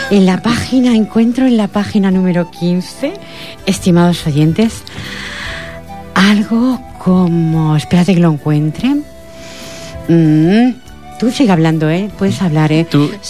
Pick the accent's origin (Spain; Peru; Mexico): Spain; Badalona, Catalonia; born there; Nací en Badalona el 7 de febrero del año, bueno, dejémoslo ahí, hijo de padre catalán y madre andaluza.